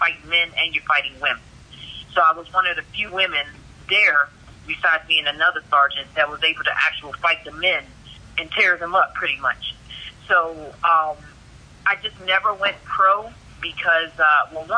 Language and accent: English; Washington, District of Columbia, United States; moved away as an adult; also born or lived in Queens, New York; now in Arizona, United States; I was born in Queens, New York, left there when I was 10, and grew up in D.C., Maryland area